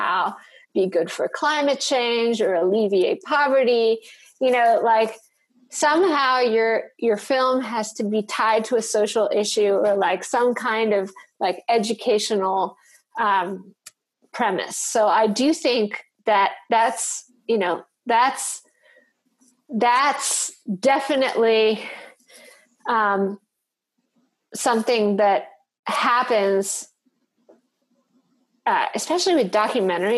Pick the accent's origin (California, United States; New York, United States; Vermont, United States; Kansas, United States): New York, United States; moved away as an adult; also born or lived in Detroit; now in North Carolina, United States; I grew up in New York, and like half of the city doesn't look anything like what I grew up